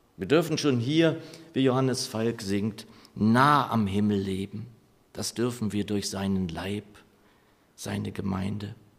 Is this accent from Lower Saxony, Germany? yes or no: yes; Lower Saxony, Germany; moved away; meine Heimat in Niedersachsen, von der ich nie sagen würde, dass sie meine Heimat ist, ehrlich gesagt. Es war mein Zuhause